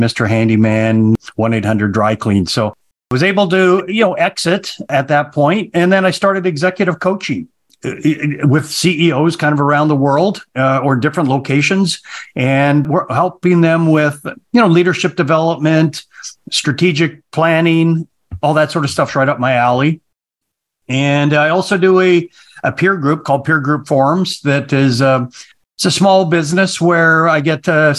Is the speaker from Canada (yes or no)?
yes; Calgary, Alberta, Canada; also born or lived in Vancouver, British Columbia; I'm originally from Canada. Calgary was where I was pretty much raised